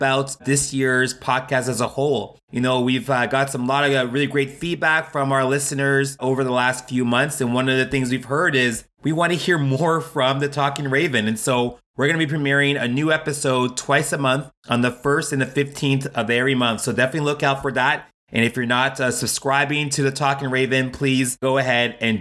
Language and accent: English; Toronto, Ontario, Canada; moved away as an adult; now in Ottawa, Canada; I'm from Toronto, and when I moved to Ottawa